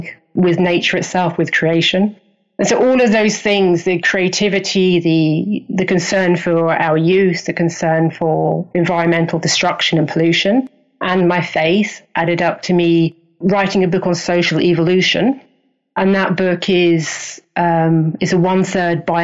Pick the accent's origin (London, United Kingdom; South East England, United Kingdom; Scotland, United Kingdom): South East England, United Kingdom; Hastings; accent: English; moved away; also born or lived in Canada; I'm English. I was born in Hastings, which is a little fishing town on the south coast.